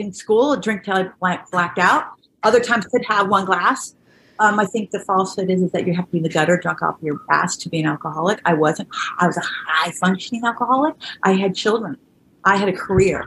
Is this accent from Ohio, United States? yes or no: no; Orange County, California, United States; a very modest, below like average upbringing in Orange County